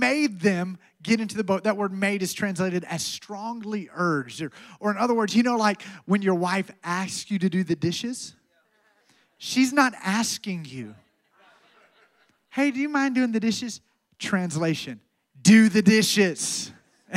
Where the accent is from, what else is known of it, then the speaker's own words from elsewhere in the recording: Alabama, United States; moved away; I'm from Alabama